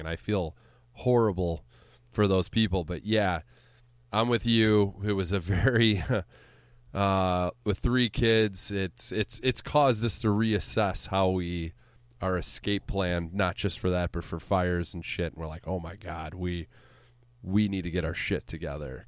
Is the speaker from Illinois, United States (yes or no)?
yes; Central Illinois, United States; now in Chicago suburbs, United States; growing up in Central Illinois